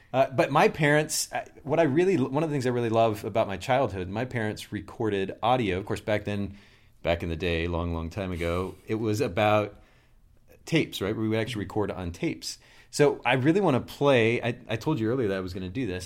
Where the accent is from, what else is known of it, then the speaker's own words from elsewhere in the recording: Kokomo, Indiana, United States; I'm originally from Kokomo, Indiana